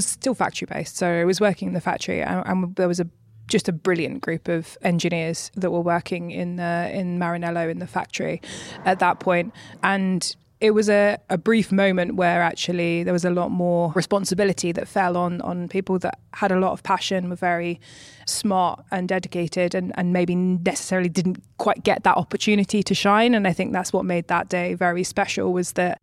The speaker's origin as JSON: {"language": "English", "country": "United Kingdom", "said": "being a British woman"}